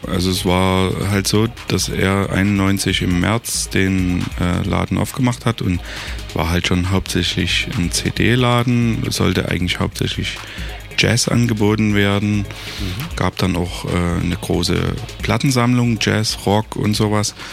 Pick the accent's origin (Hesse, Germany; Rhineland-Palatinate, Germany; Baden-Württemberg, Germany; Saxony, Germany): Saxony, Germany; Dresden; Ja, ich muss ja auch jeden Tag nach Heidenau fahren, ich bin ja auch Dresdner.